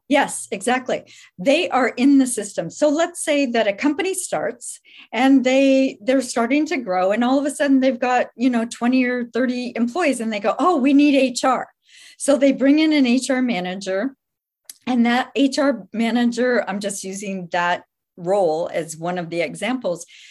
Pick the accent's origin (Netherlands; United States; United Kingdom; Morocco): United States; Midwest; moved away as an adult; now in Santa Clara, United States; I was raised in the Midwest, moved out here with my family when I was in college.